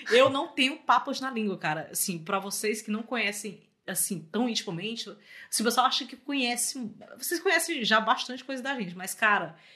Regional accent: Fortaleza, Ceará, Brazil; moved away as an adult; now in Rio de Janeiro, Brazil; Pra quem não sabe, eu sou de Fortaleza, fui morar no Rio.

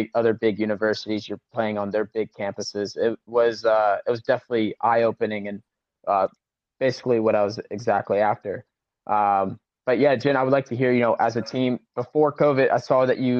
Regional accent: Charleston, South Carolina, United States; born or raised there; moved away as an adult; also born or lived in Colorado / New Zealand; now in Germany

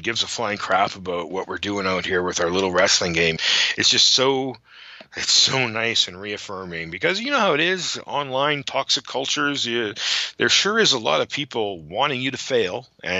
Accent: Canada; I'm a Canadian boy at heart

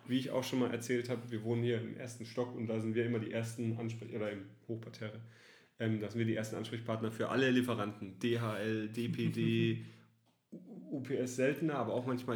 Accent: Southern Germany, Germany; moved away as an adult; now in Cologne, Germany; Ich komme tatsächlich aus Süddeutschland, bin nach Köln gezogen, bin überzeugter Kölner.

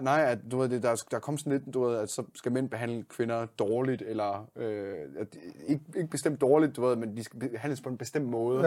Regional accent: Denmark

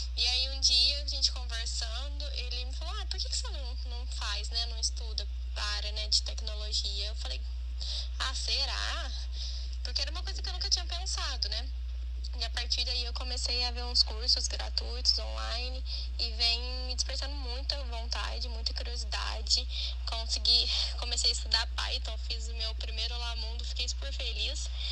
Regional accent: Franca, São Paulo, Brazil; sou aqui de Franca, interior de São Paulo

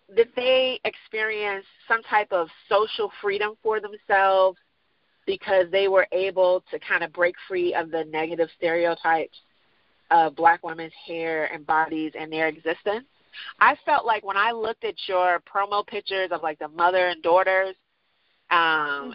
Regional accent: Chicago, Illinois, United States; also born or lived in New York / England; now in Houston, United States; I grew up in Chicago

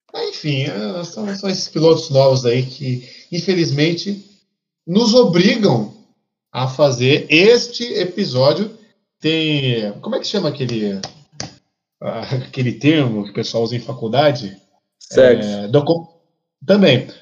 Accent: Brazil

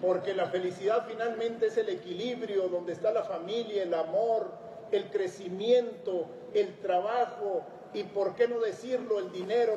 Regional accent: Sierra de Chihuahua, Mexico; El machismo, el pistolerismo, la desnutrición, el abandono estaban presentes en la sociedad donde nací y crecí

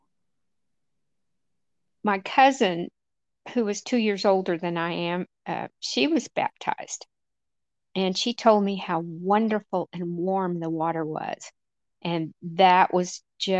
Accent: Amarillo, Texas, United States; moved away as an adult; now in Maine, United States; I was born in Amarillo, Texas, and I've managed to migrate up to the Garden of Eden here in Maine 5 years ago.

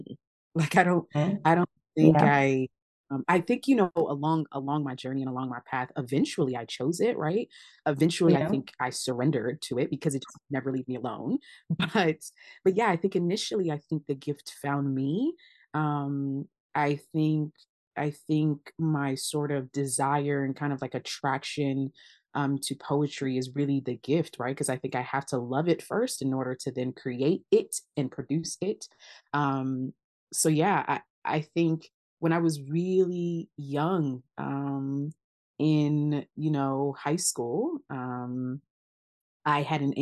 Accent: United States; first language Twi; also born or lived in Ghana; I think I came to the States really, really young. So I was like 2 or 3

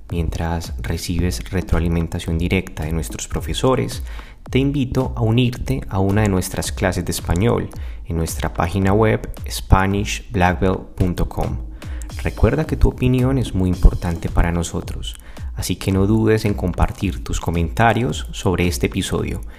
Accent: Medellín, Antioquia, Colombia; Soy de Medellín, Colombia.

